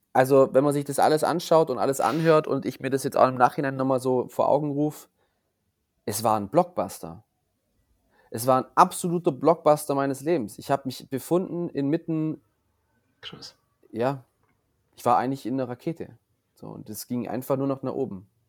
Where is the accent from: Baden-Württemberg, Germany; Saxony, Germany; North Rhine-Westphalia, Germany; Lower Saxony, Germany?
Baden-Württemberg, Germany; Wangen im Allgäu; ich komme ja hier aus Wangen im Allgäu